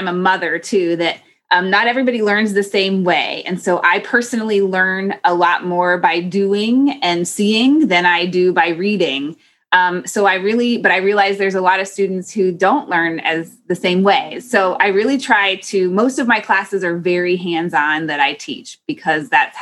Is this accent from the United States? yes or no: yes; Carmel, Indiana, United States; I grew up in Carmel, Indiana, which is just outside of Indianapolis